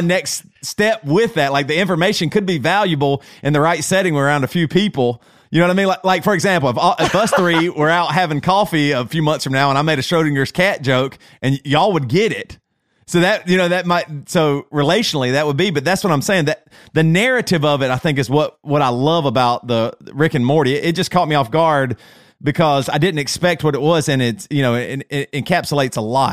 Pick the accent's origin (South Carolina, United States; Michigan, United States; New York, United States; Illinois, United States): South Carolina, United States; Greer; accent: Southern; moved away as an adult; now in Charlotte, United States; I grew up in the South, so I can use this because I'm, I'm, I'm a Southerner.